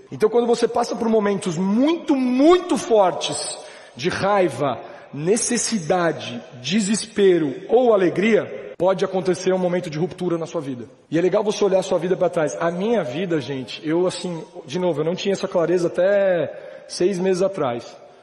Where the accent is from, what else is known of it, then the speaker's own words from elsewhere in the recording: São Paulo, Brazil; Nascido e criado em São Paulo, mil novecentos e oitenta e seis